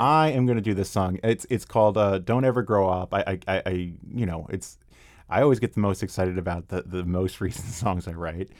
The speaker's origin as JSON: {"language": "English", "town": "Arlington", "region": "Virginia", "country": "United States", "tie": "born or raised there", "also_born_or_lived": "Washington, D.C.", "moved": "as an adult", "lives_now": "Vienna, Virginia, United States", "said": "I was actually born and raised in Arlington"}